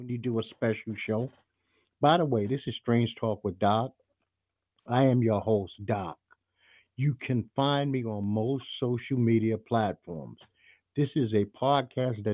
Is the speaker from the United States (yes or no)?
yes; New York City, New York, United States; I was a kid growing up in Brooklyn